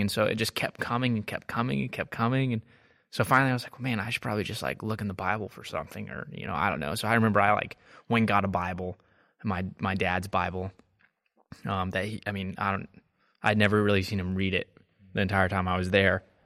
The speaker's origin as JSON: {"language": "English", "region": "Texas", "country": "United States", "moved": "yes", "lives_now": "Marietta, Georgia, United States", "said": "I'm from Texas"}